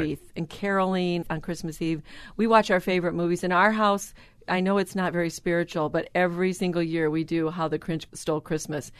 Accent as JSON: {"language": "English", "region": "Michigan", "country": "United States", "tie": "born or raised there", "said": "because of my background, growing up in Michigan"}